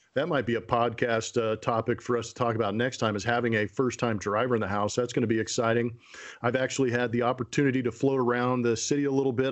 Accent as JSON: {"language": "English", "region": "California", "country": "United States", "tie": "born or raised there", "said": "growing up in California"}